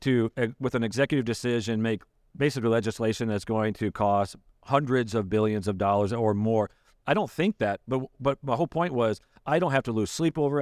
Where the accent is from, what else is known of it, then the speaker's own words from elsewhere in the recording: Michigan, United States; moved away as an adult; now in Ohio, United States; I grew up in Michigan, but, uh, I've been, I've lived here eighteen years